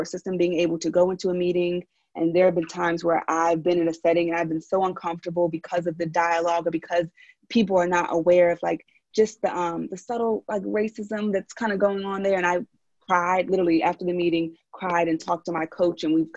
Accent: Philadelphia, Pennsylvania, United States; accent: Philly; now in San Francisco, United States; from Philly. And so sometimes my little Philly accent comes out

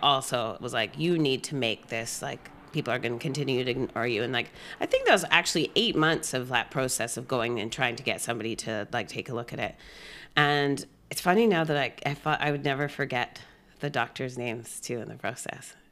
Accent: Gibsons, British Columbia, Canada; moved away as an adult; also born or lived in Trinidad and Tobago / Whistler / Victoria; now in Vancouver, Canada; I grew up in Gibson's

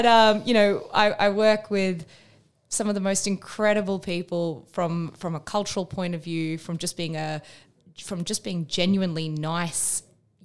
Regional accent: Perth, Western Australia, Australia; also born or lived in United Kingdom / Asia; now in Melbourne, Australia; I am an Australian woman that lives in Melbourne. I'm originally from Perth in Western Australia.

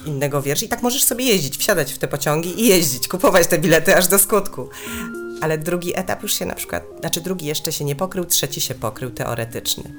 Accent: Chorzów, Silesian Voivodeship, Poland; moved away; pochodzę ze Śląska

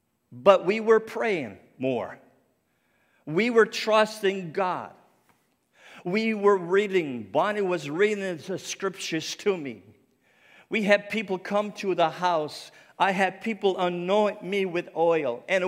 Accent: Nova Scotia, Canada; accent: Cape Breton; I said, I'm not. I'm from Cape Breton Island. There's a big difference, you know. And we have our own accent, for sure.

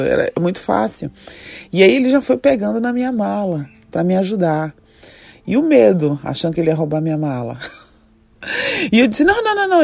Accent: Salvador, Bahia, Brazil; moved away as an adult; also born or lived in London; Eu estava a 14 horas de voos de distância da minha terra, Salvador, para Londres

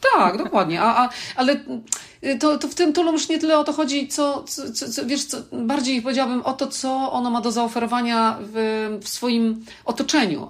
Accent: Poland; moved away; pochodzę z Polski

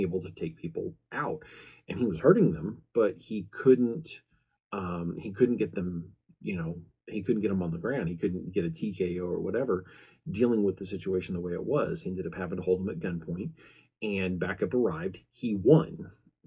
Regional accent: American Midwest, United States; I'm from the American Midwest

